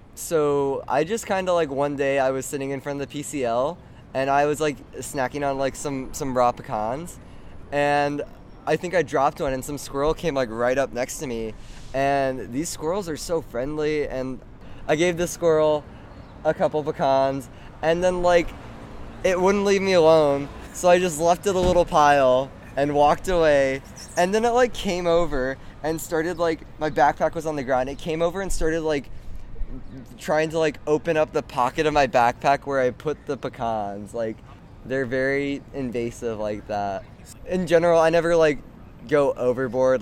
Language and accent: English; Corpus Christi, Texas, United States; now in Austin, United States; I'm from Corpus Christi, and that's obviously a coastal town. And the community that I was a part of in Corpus Christi was called Padre Island